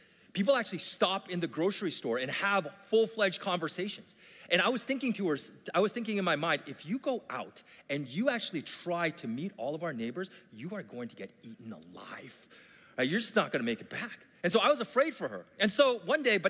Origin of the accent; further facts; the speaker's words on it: Vancouver, British Columbia, Canada; I grew up in Vancouver.